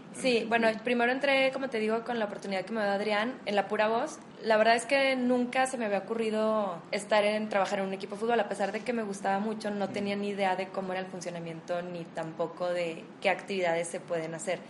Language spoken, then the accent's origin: Spanish; Torreón, Coahuila, Mexico; Soy de aquí de Torreón